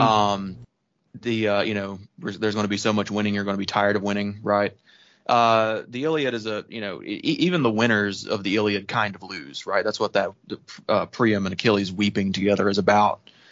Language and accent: English; the South, United States; being a Southerner